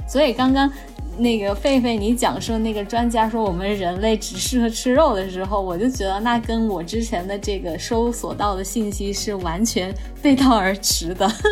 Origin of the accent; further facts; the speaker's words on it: China; 几乎我们中国人都是乳糖不耐受